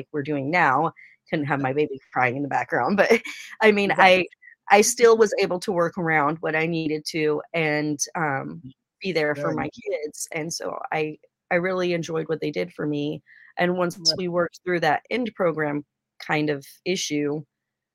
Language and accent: English; Oregon, United States; I'm from Oregon